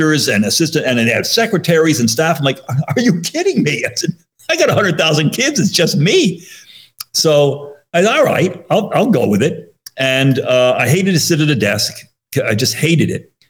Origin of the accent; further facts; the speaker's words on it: Monroe, Connecticut, United States; where I grew up in Monroe, Connecticut.